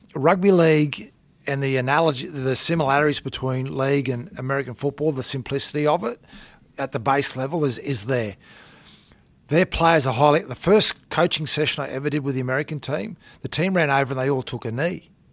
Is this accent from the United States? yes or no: no; Townsville, Queensland, Australia; moved away as an adult; also born or lived in Thursday Island / New South Wales; I grew up in Townsville.